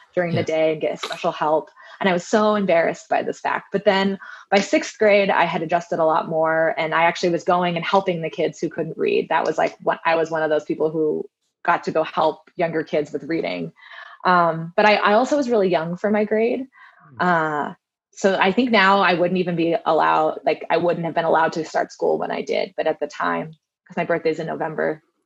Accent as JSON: {"language": "English", "region": "Southern California", "country": "United States", "tie": "born or raised there", "said": "I grew up in Southern California"}